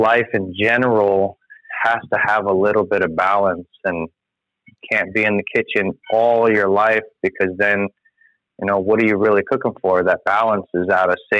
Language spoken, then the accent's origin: English; Florida, United States; moved away as an adult; also born or lived in California; born and raised in Florida, moved back